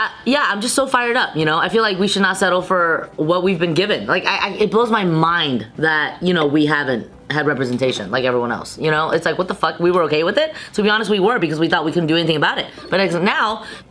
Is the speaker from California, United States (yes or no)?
yes; San Gabriel Valley, California, United States; I grew up in the San Gabriel Valley